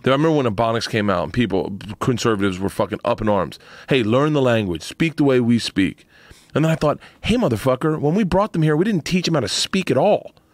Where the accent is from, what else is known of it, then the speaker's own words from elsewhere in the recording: Florida, United States; I grew up in Florida.